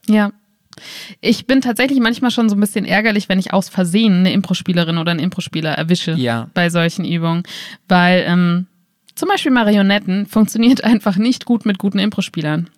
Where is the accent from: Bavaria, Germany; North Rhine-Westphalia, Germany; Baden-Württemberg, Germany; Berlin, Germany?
Berlin, Germany; now in Wiesbaden, Germany; Ich komme nur mal aus Berlin und das heißt, ich bin damit aufgewachsen